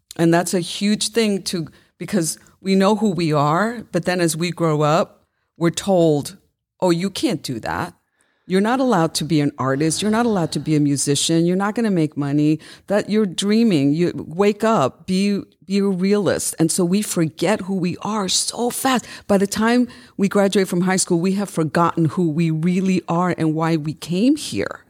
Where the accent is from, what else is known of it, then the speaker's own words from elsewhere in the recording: New York City, New York, United States; I was raised in Brooklyn, New York